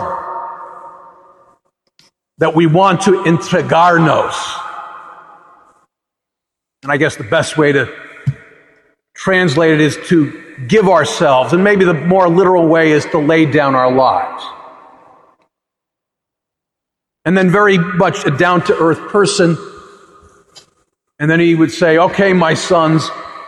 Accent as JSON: {"language": "English", "country": "United States", "said": "I was a naive young American then"}